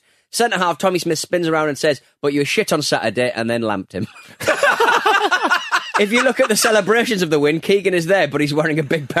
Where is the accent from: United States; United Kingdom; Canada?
United Kingdom; Scotland; A second shorter story in my lifetime, being a Scottish kid, I actually got the chance to go to Kevin King's soccer circus.